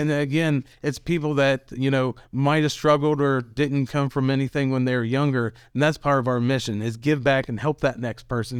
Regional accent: Elkins, West Virginia, United States; I'm originally from Elkins

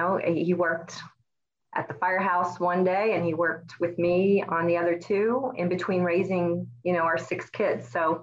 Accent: Northern Kentucky, United States; I was born and raised in Kentucky, Northern Kentucky. So we sit right there on the Ohio River bordering Cincinnati. I grew up in a family with six children

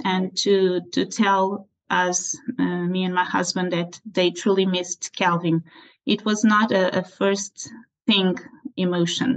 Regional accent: Portugal; also born or lived in Aveiro, Portugal; I'm from Portugal. I live in Aveiro, is a small city south of Porto

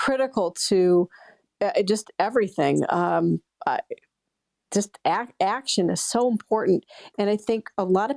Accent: Pleasant Valley, Iowa, United States; now in Maine, United States; I loved growing up in Iowa

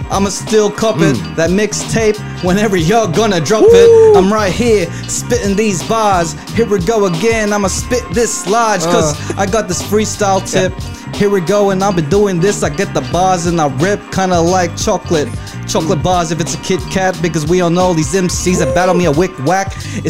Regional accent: Philippines; because I'm Filipino with the very dark skin

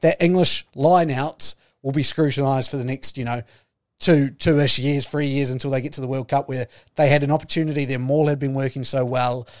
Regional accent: New Zealand; I'm a New Zealander

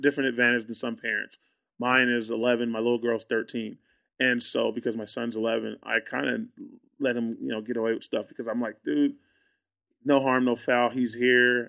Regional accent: Austin, Texas, United States; I'm from Austin. Like, I live in Austin.

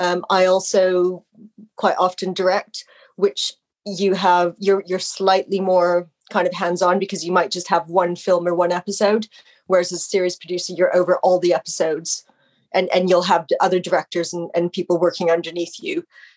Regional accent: Canada; moved away; I mean, I'm Canadian. I've lived over here for most of my life, or the majority of my life.

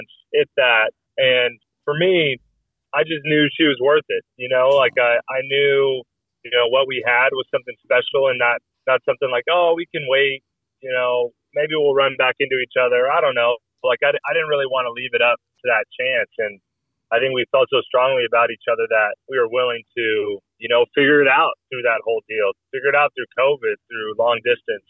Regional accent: Fresno, California, United States; also born or lived in Nebraska; now in Detroit, United States; I'm from Fresno. Yep. Okay. Fresno, California.

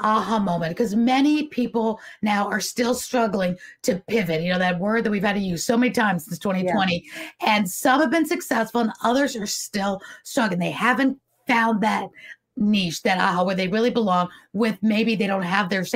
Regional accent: New York City, New York, United States; I was brought up in New York City

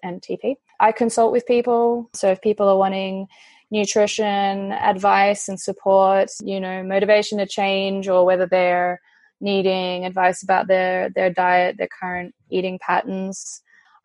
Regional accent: about 2 hours out of Melbourne, rural Victoria, Australia; moved away as an adult; also born or lived in Italy / Austria / London; now in Shanghai, China; So I am from Australia, born and raised in the country, about 2 hours out of Melbourne, but spent most of my time living in Melbourne

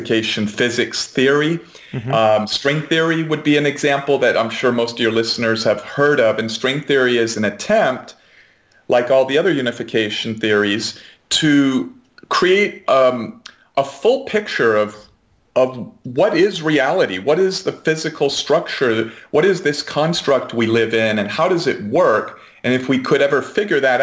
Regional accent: United States; as an American

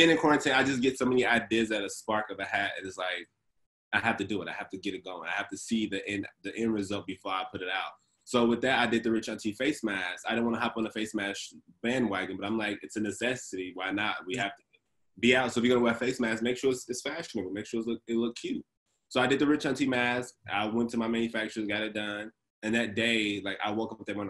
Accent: Chicago, Illinois, United States; I grew up in Inglewood, south side of Chicago

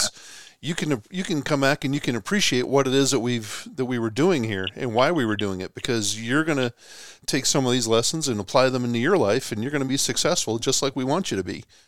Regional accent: Boston, Massachusetts, United States; moved away; I'm originally from Boston

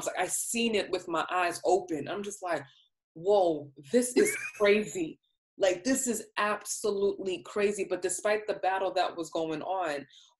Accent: New York, United States; moved away as an adult; also born or lived in the Southern United States; I'm from New York, you know, I was born and raised in New York and stuff like that. But I grew up as an adult in the South

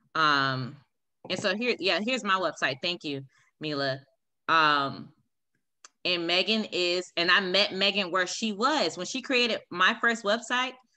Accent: Raleigh, North Carolina, United States; moved away as an adult; now in Kansas, United States; I'm from Raleigh, North Carolina

